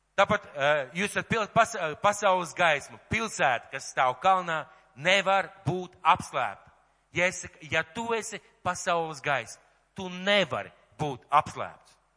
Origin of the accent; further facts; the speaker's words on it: Latvia